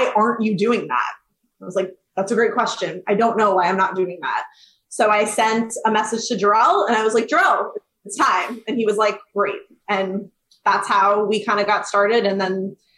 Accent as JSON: {"language": "English", "region": "Arizona", "country": "United States", "tie": "born or raised there", "also_born_or_lived": "Westchester, New York", "moved": "yes", "said": "I was originally from Westchester, slightly upstate of the city, moved and grew up in Arizona"}